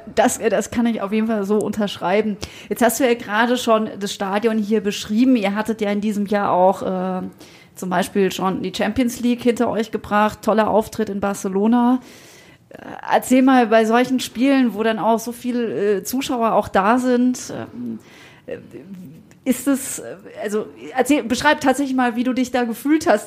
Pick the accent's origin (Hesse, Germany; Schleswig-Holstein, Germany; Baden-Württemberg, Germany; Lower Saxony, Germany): Baden-Württemberg, Germany; Freiburg; Ich als gebürtige Freiburgerin